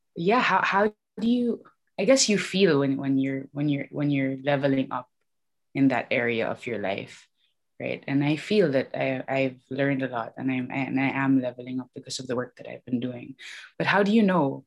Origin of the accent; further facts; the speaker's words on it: Philippines; now in London, United Kingdom; I grew up in the Philippines